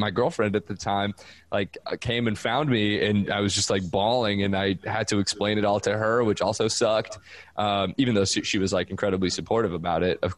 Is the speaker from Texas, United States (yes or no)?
no; Seattle, Washington, United States